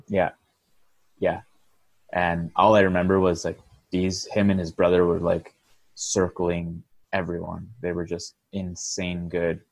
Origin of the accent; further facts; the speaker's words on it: Sherbrooke, Quebec, Canada; moved away; part of my upbringing was in Sherbrooke, Quebec, and that's where I started playing hockey